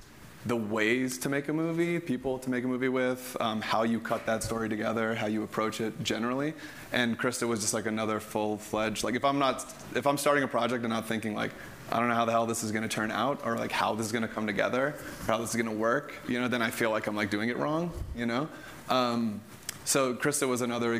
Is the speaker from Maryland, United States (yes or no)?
no; Georgia, United States; moved away; the town where I grew up in Georgia.